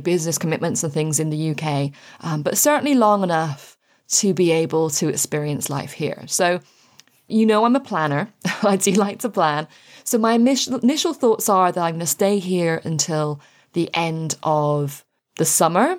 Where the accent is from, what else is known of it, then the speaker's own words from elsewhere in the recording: Ireland; also born or lived in United Kingdom; now in France; I am Anglo-Irish, thanks to my beautiful dad. Um, and I grew up in Ireland